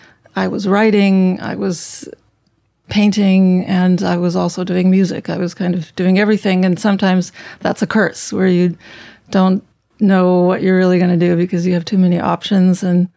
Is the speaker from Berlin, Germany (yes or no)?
yes; Berlin, Germany; also born or lived in Konstanz; now in New York, United States; I was born in Konstanz, Germany. That's on the Swiss border, Lake Konstanz. But by the time I was five, we were up in Berlin.